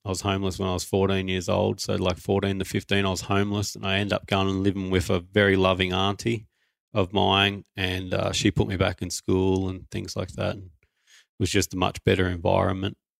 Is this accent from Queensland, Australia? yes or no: no; Newcastle, New South Wales, Australia; so I was born in Newcastle in New South Wales, Australia. That's pretty much where we've lived for the last few years as well.